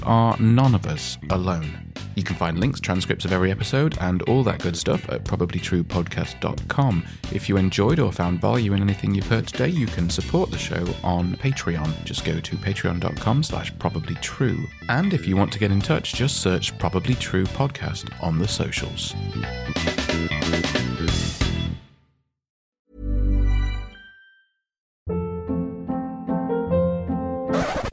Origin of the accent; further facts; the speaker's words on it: England, United Kingdom; me being English